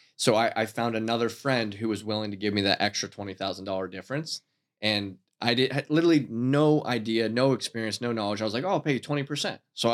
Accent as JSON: {"language": "English", "town": "Titusville", "region": "Pennsylvania", "country": "United States", "also_born_or_lived": "Erie / Edinboro", "moved": "yes", "said": "I'm originally from Titusville."}